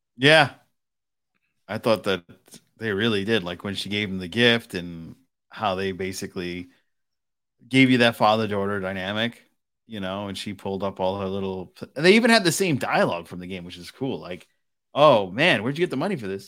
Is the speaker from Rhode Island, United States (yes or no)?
yes; Providence, Rhode Island, United States; I was born in, in Providence, Rhode Island, and I grew up in Fox Point, Rhode Island